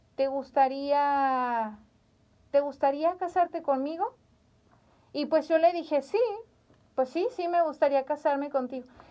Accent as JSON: {"language": "Spanish", "town": "Zamora", "region": "Michoacán", "country": "Mexico", "said": "en Zamora, Michoacán, somos michoacanos"}